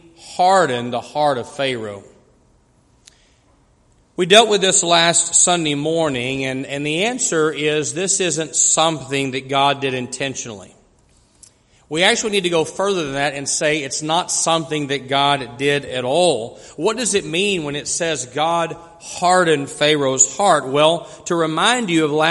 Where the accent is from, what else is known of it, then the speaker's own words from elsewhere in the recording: West Texas, United States; growing up in the West Texas oil fields